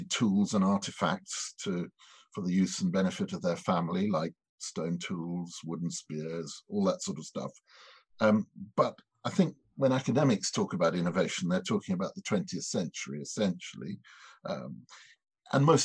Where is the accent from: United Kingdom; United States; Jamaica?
United Kingdom; Edinburgh, Scotland; up in Edinburgh, which was my hometown